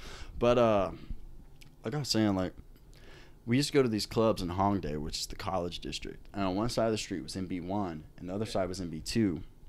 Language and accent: English; United States; also born or lived in Korea; being an American in Korea.